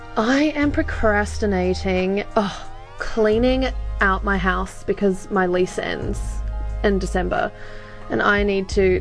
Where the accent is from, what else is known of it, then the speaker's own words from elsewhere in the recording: Australia; moved away; I grew up in Australia